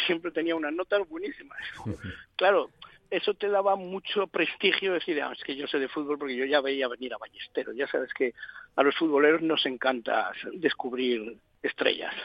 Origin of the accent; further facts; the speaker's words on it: Asturias, Spain; yo soy asturiano, y ya en Asturias jugábamos todos